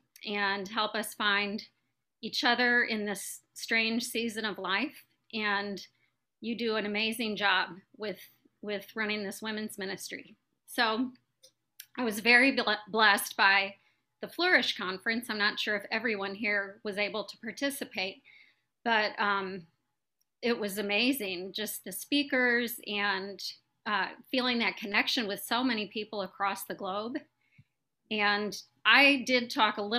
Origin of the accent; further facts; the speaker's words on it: St. Louis, Missouri, United States; I'm from St. Louis, Missouri